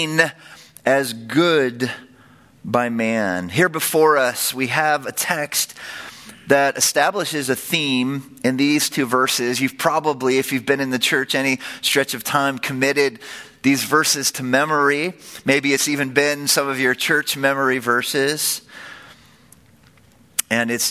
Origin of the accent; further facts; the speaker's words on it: San Francisco Bay Area, California, United States; I grew up in the San Francisco Bay Area.